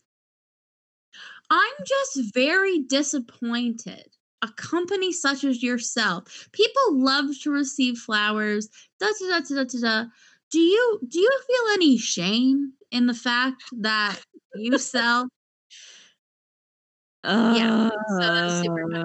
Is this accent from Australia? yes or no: no; Canada; We're so Canadian